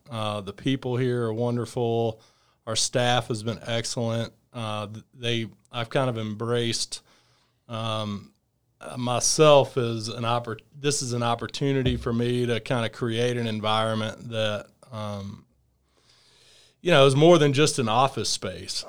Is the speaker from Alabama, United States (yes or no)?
yes; Fairhope, Alabama, United States; I grew up in, uh, outside of Mobile, Alabama, in a small town called Fairhope